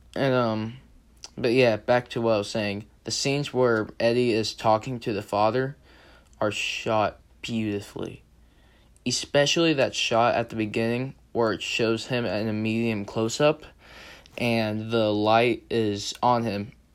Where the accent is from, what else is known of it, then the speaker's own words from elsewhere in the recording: the South, United States; I'm from the South, so I know how one sounds